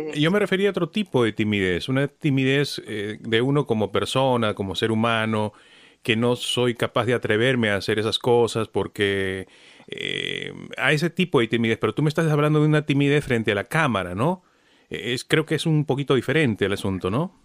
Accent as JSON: {"language": "Spanish", "country": "Peru", "said": "como peruano"}